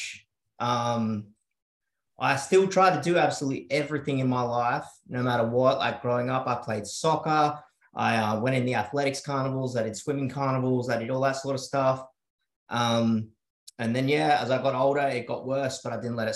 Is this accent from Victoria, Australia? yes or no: no; South Coast, New South Wales, Australia; also born or lived in Sydney; I moved to the South Coast at a pretty young age, about 7 years old. So I grew up in a, you know, pretty rural sort of area